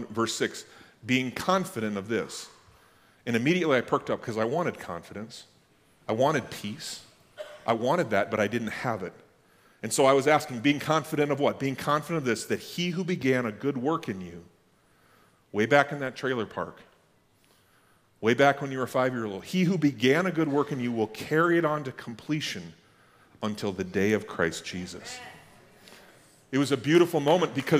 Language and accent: English; Max, North Dakota, United States; I grew up in Max, North Dakota